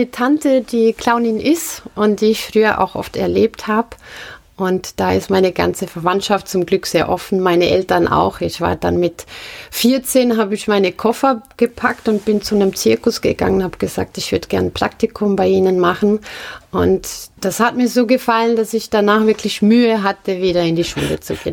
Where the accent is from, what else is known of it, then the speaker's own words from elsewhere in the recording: Marbach, St. Gallen, Switzerland; Aus Marbach. Das liegt zwischen St. Gallen und Buchs